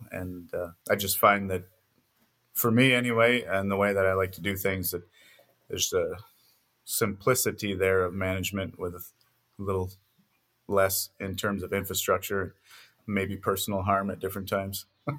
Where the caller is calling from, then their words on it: Lambert, Montana, United States; We're now in eastern Montana, a small town called Lambert.